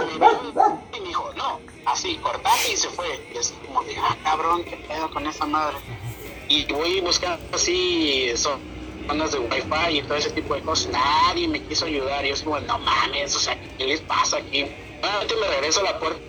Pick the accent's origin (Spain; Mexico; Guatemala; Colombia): Mexico; moved away as an adult; now in Ecuador; yo soy mexicano